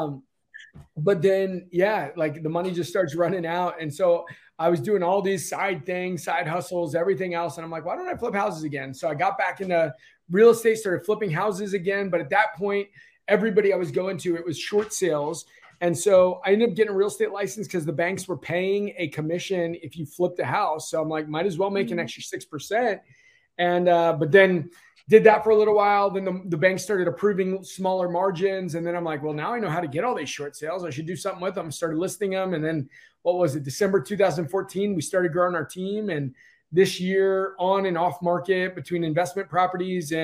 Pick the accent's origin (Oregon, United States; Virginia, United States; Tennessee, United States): Virginia, United States; DC area, Virginia side, United States; I'm here in the DC area, been here basically all my life, right on the Virginia side of the border